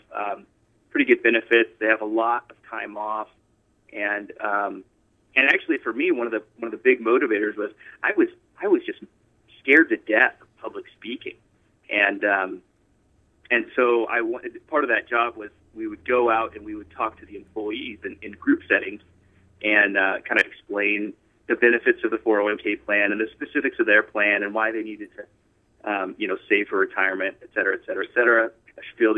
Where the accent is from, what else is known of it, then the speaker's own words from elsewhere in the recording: Colorado, United States; moved away as an adult; also born or lived in Pensacola, Florida; so I was born in Pensacola, Florida, and kind of moved around the South a little bit, and then we kind of landed in Colorado. So I spent most of my years from, I guess, from 7 on.